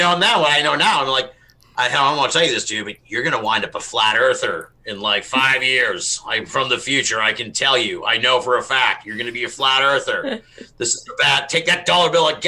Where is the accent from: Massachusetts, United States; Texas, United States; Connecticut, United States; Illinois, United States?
Massachusetts, United States; we're all from Massachusetts